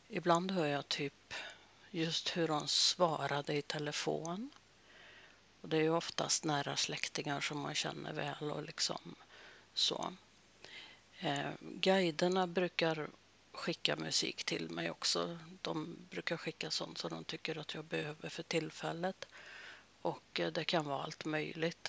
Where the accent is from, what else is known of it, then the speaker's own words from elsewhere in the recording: Norrbotten County, Sweden; Jag är född i Norrbotten